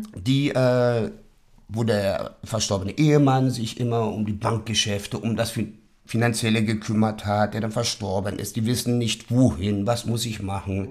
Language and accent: German; Berlin, Germany; ich bin der gebürtiger Westberliner. So, und ich werde jetzt 50 dieses Jahr und man uh, ist hier ich aufgewachsen